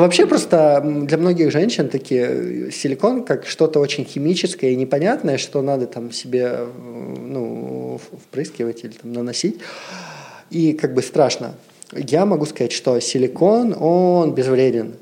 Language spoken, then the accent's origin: Russian; Siberia, Russia; moved away; Я вообще из Сибири. То есть у меня достаточно вот все такое патриархальное. Ну, почему как бы 20 трем годам я ничего не видел. Я из Сибири, у меня родители в Сибири живут, э, в маленьких шахтерских э, городах